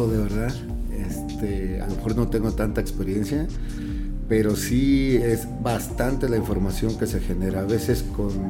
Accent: Chilpancingo, Guerrero, Mexico; yo de, Chilpancingo, de mi pueblo, venía de hacer radio y de, y de periodismo impreso.

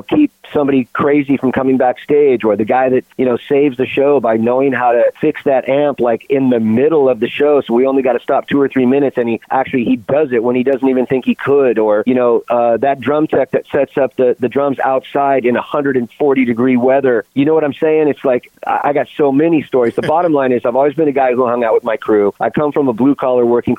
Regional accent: California, United States; born and raised in California

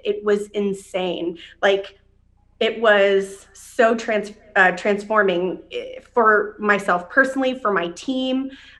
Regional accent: Dayton, Ohio, United States; moved away; I came here from Dayton, Ohio. I didn't really know anybody.

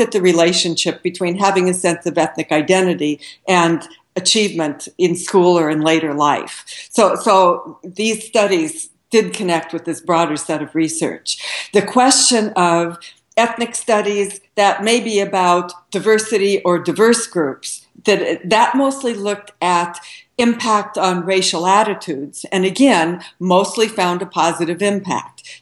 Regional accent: Southern Oregon, United States; moved away as an adult; also born or lived in Seattle, Washington; I grew up in Southern Oregon

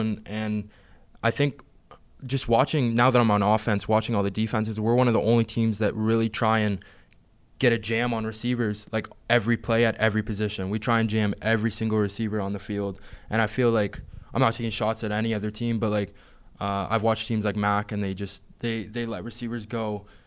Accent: Hamilton, Ontario, Canada; that I'm from Hamilton

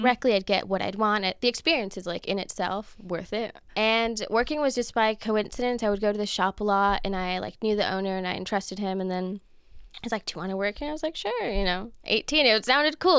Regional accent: Los Angeles, California, United States; I grew up in Los Angeles, Echo Park, so I'm a local

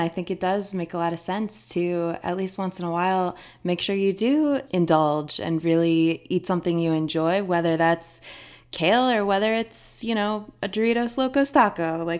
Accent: Philadelphia, Pennsylvania, United States; also born or lived in Boston; now in Los Angeles, United States; I moved to Los Angeles from Philadelphia by way of Boston a few years ago.

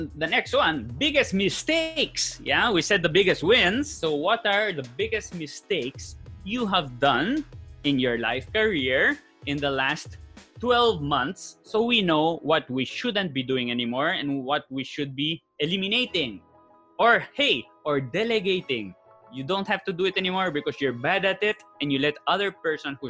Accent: Spain; first language Spanish; English is a second language; moved away as an adult; now in Philippines; Born and raised in Spain

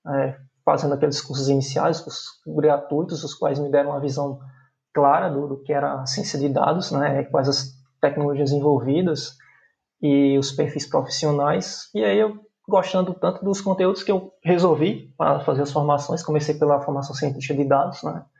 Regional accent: João Pessoa, Paraíba, Brazil; sou natural da cidade de João Pessoa, na Paraíba, na cidade a qual eu moro até hoje.

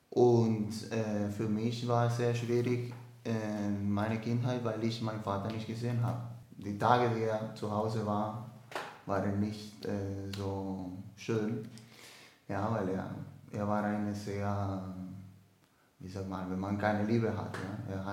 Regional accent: Dominican Republic; German is a second language; Ich komme aus der Dominikanischen Republik bin 25 Jahre alt, ähm, bin der vierte von vier Geschwistern, alle Brüder.

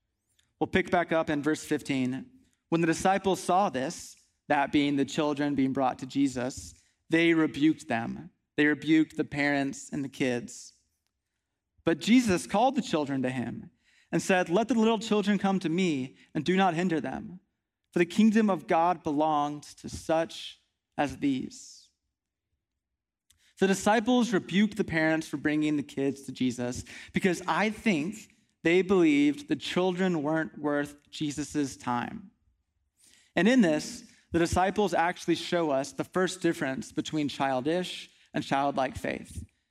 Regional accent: Midland, Texas, United States; also born or lived in Kingwood, Texas; So I grew up out west in Midland, Texas, which was a really nice place to spend a lot of years of my life.

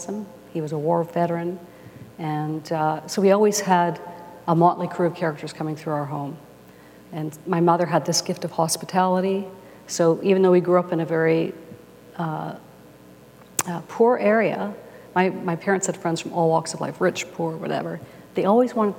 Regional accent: Winnipeg, Manitoba, Canada; from the time I was 6 years old, I grew up in Winnipeg

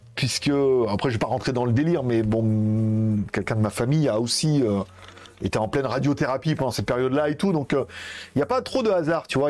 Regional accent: France; now in Thailand; je suis un Français qui parle anglais

